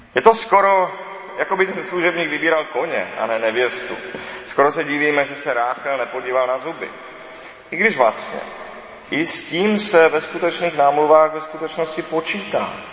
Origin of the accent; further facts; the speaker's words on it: Czechia